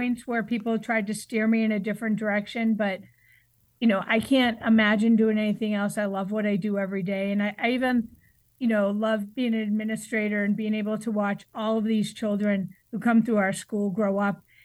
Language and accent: English; Braintree, Massachusetts, United States; moved away as an adult; also born or lived in Connecticut; I grew up just south of Boston in Braintree, Massachusetts